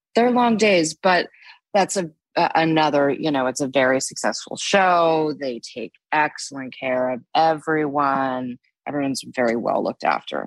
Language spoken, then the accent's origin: English; Los Angeles, California, United States; now in New York, United States; I grew up in Los Angeles